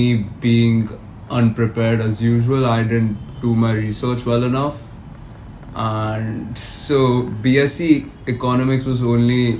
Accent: Mumbai, Maharashtra, India; moved away as an adult; now in Kelowna, Canada; being born and brought up in Mumbai

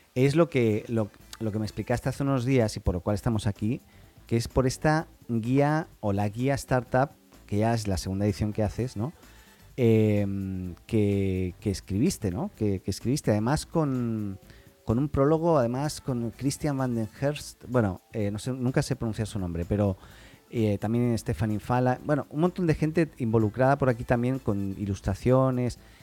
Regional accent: Catalonia, Spain; Yo soy catalán

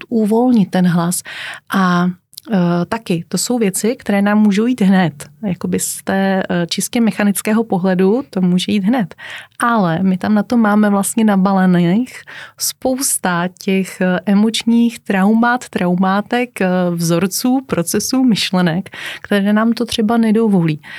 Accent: Czechia; u nás v České republice

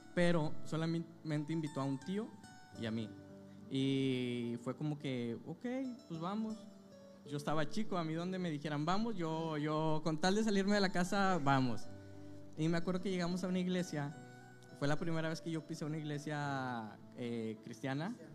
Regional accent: Zacatecas, Mexico; now in Monterrey, Mexico; nací aquí en Monterrey, Nuevo León, eh, pero cuando recién nacido me fui a vivir a Zacatecas. Mi familia pues era de allá

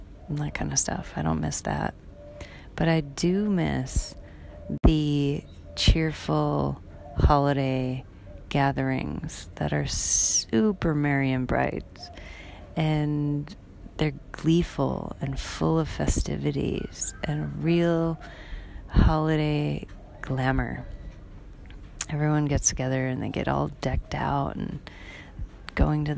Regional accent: Wisconsin, United States; moved away as an adult; now in Bali, Indonesia; growing up in Wisconsin, where we had lots and lots and lots of snow

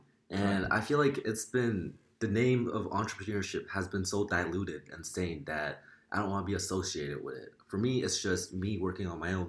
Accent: South Korea; I go to SMIC. I'm a junior this year. And I'm from Korea. I don't look Korean. I don't sound Korean.

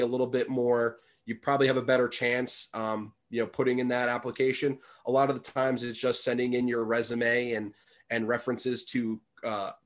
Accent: New Jersey, United States; moved away as an adult; also born or lived in Massachusetts; my home state of New Jersey

